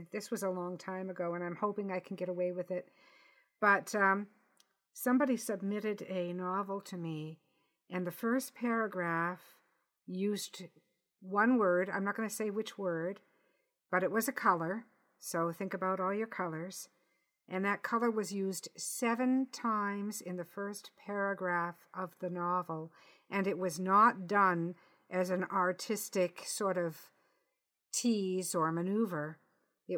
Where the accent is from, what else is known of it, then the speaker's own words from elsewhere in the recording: Canada; I'm Canadian